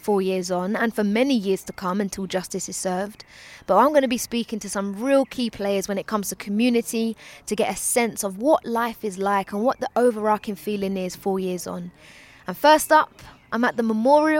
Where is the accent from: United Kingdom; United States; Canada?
United Kingdom; Ilford, London; I'm not even from West. I'm from Ilford. I'm from East London.